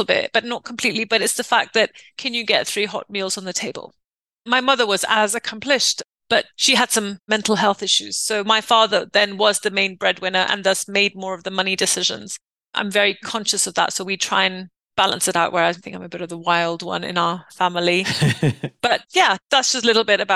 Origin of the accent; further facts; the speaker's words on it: Karachi, Sindh, Pakistan; moved away as an adult; also born or lived in Montreal, Canada; now in Nairobi, Kenya; growing up in Pakistan for the first 18 years of my life, and then taking two suitcases and traveling alone from Karachi to Montreal